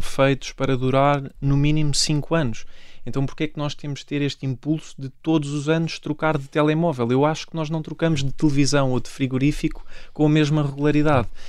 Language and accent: Portuguese; Ourém, Santarém District, Portugal; Comecei no clube da minha terra, no Oriense